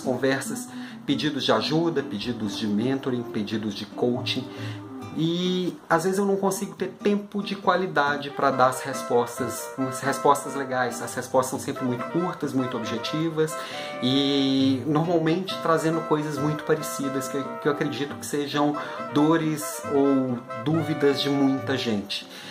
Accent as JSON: {"language": "Portuguese", "town": "Belo Horizonte", "region": "Minas Gerais", "country": "Brazil", "tie": "born or raised there", "moved": "as an adult", "said": "eu mudei para Belo Horizonte, voltei para minha cidade natal depois de quase 10 anos fora"}